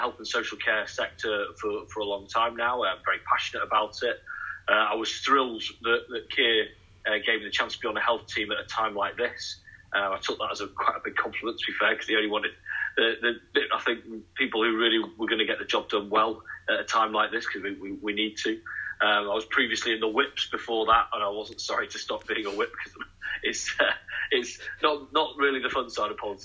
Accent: Manchester, North West England, United Kingdom; moved away as an adult; now in Nottingham, United Kingdom; I'm actually originally from Manchester myself

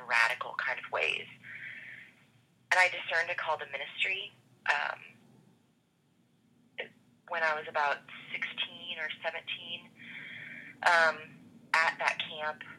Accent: Jasper, Indiana, United States; now in Champaign-Urbana, United States; I was born and raised in Jasper, Indiana.

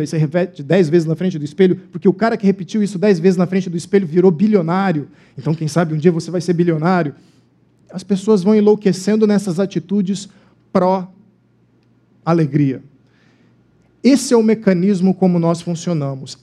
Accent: Cuiabá, Mato Grosso, Brazil; moved away; a minha cidade natal, Cuiabá

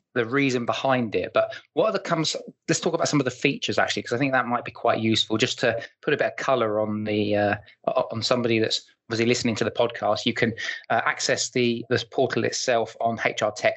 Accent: United Kingdom; I'm British

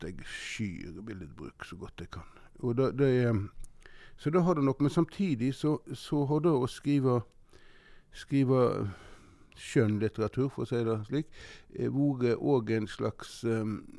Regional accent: Norway; Og vi var noen av de få som hadde fjernsyn på Måstad, der jeg vokste opp

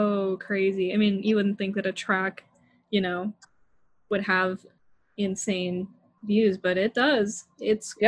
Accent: Utah, United States; moved away; I'm from Utah, so when I was back home with my parents

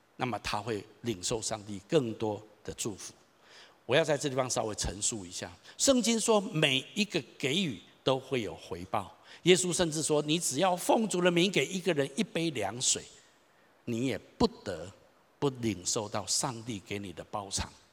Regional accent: Taichung, Taiwan; 我从小在台中长大，我读立行国小、双十国中、台中一中、东海大学

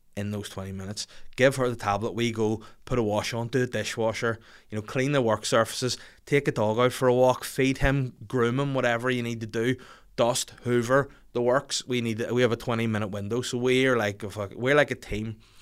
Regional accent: Bangor, Northern Ireland, United Kingdom; my hometown, sorry, my home city show. um, in Bangor by the sea

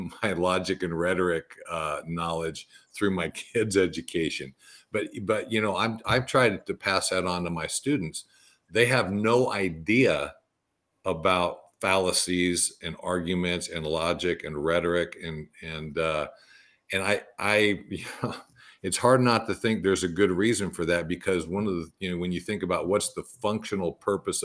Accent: California, United States; moved away as an adult; also born or lived in Green Bay, Wisconsin; I grew up in California

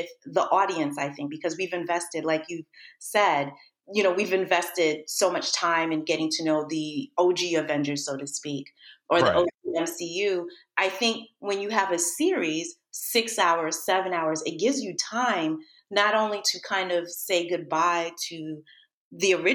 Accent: New York City, New York, United States; moved away as an adult; now in Los Angeles, United States; born and raised in New York, can't stand New York

